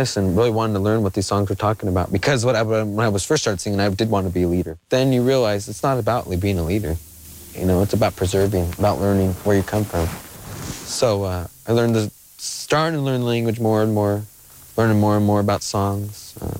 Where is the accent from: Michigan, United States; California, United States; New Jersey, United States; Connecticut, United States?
California, United States; Verona; I'm from Verona. My people are Kumeyaay. We come from the ocean. A lot of people know us as the Ganyos. We lived at the ocean near the coast until we were shoved off.